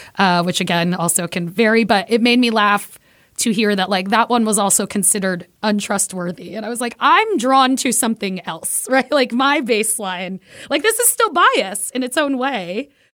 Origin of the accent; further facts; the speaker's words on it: New York City, New York, United States; I am Puerto Rican from Brooklyn